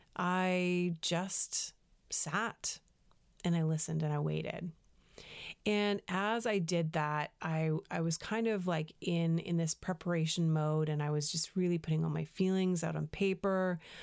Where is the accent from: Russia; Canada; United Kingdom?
Canada; moved away as an adult; also born or lived in United States; I'm a Canadian